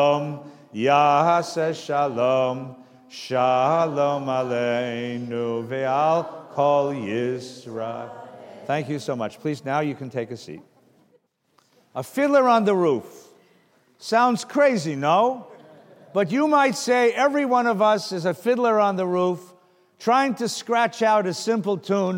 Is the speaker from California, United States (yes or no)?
yes; California, United States; I'm from California